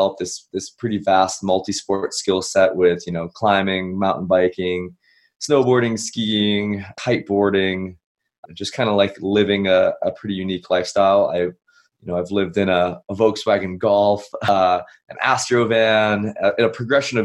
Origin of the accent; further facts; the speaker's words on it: Massachusetts, United States; moved away as an adult; I grew up back East. I grew up in Massachusetts